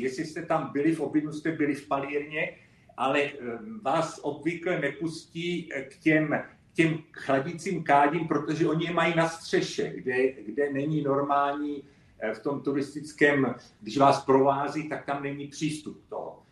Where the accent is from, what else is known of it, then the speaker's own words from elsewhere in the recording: Moravian Slovakia, South Moravian Region, Czechia; moved away; also born or lived in London, United Kingdom / Elgin, Scotland; já jsem pocházím taky z Jižní Moravy, eh, ze Slovácka